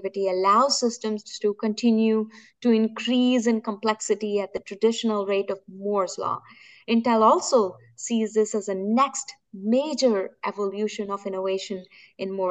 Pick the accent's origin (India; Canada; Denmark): India; moved away; I'm born and brought up in India